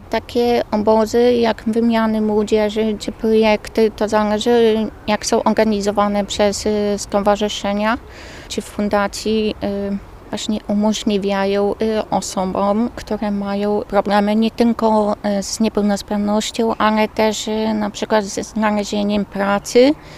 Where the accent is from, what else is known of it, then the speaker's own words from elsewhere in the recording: Świnik, Poland; pochodzę ze Świnika